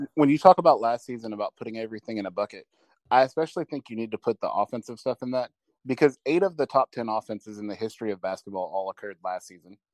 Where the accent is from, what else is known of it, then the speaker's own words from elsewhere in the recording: Dallas, Texas, United States; also born or lived in Corsicana, Texas; I grew up in the Dallas area, and then I live in Corsicana, which is about an hour south of Dallas